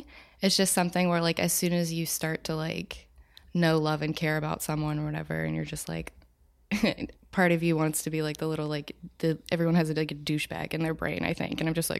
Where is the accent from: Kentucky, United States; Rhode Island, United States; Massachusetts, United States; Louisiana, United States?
Louisiana, United States; Watson; also born or lived in New Orleans; I'm not like from New Orleans. I was there for 6 years. I'm from like little redneck town, Louisiana, like one stoplight.